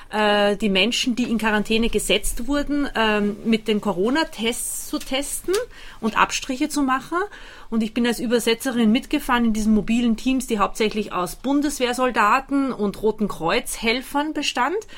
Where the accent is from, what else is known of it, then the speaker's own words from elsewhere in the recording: Austria; moved away as an adult; now in Germany; Ich bin äh, gebürtige Österreicherin, in Österreich geboren und aufgewachsen. Und seit fünf Jahren lebe, lebe ich hier in Deutschland mit meinem Mann